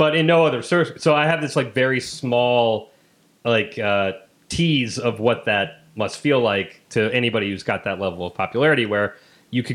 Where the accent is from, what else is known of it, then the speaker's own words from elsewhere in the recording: Midwest, United States; Growing up in the Midwest